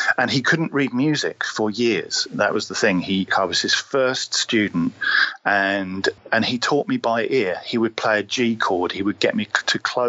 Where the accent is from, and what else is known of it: Sussex, South East England, United Kingdom; born or raised there; also born or lived in Cornwall